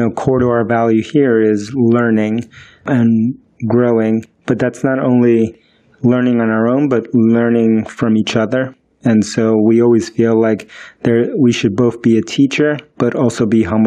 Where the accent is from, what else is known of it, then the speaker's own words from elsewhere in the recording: New York, United States; first language Spanish; English is a second language; also born or lived in Queens, New York; I was born in the United States, but I grew up in the South Bronx, and then I lived in Queens in New York, you know, for most of my life